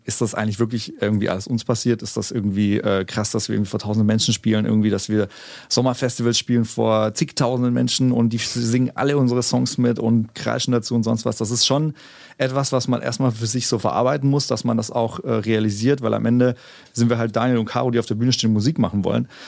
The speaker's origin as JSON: {"language": "German", "town": "Konstanz", "region": "Baden-Württemberg", "country": "Germany", "tie": "born or raised there", "first_language": "German", "moved": "as an adult", "lives_now": "Berlin, Germany", "said": "meine Heimstadt Konstanz-Bodensee, mhm. also die Gegend, da komme ich her"}